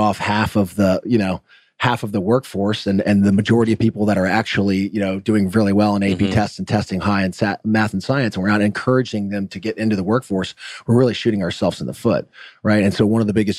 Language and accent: English; Roswell, Georgia, United States; I grew up in Roswell, Georgia. I went to Roswell High School